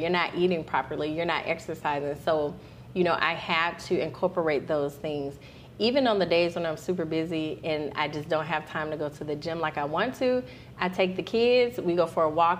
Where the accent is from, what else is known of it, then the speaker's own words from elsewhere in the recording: Alabama, United States; And I'm Alabama.